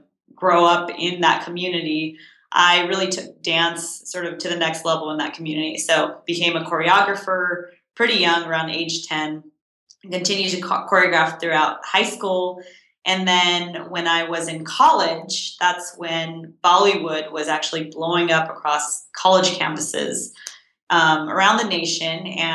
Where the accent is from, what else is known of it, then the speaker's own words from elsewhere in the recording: Southern California, United States; I grew up in Southern California, where there was a pretty big Indian community.